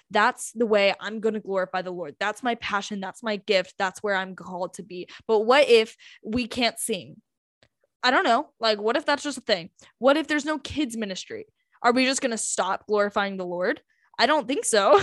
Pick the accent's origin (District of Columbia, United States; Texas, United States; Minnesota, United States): Texas, United States; North; We're from North Texas